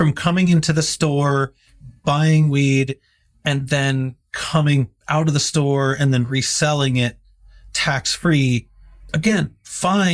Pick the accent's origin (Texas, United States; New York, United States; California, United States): California, United States; also born or lived in Seattle, Washington; now in Kansas City, United States; So I moved here from Seattle. I'm originally from California